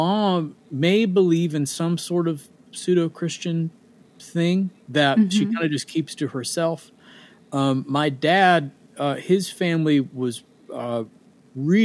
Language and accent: English; Boonville, Indiana, United States; moved away as an adult; also born or lived in Evansville, Indiana; now in Nashville, United States; Raised in a small town just outside of Evansville, Indiana, called Boonville, Indiana.